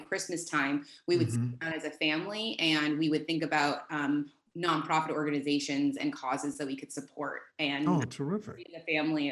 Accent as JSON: {"language": "English", "town": "Newton", "region": "Massachusetts", "country": "United States", "tie": "born or raised there", "moved": "yes", "said": "I grew up in Newton, Massachusetts. It's a suburb right outside of Boston"}